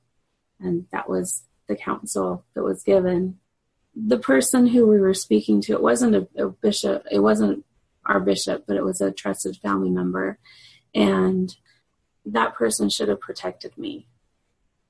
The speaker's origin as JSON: {"language": "English", "region": "Utah", "country": "United States", "tie": "born or raised there", "also_born_or_lived": "Guatemala", "said": "I grew up originally in Utah"}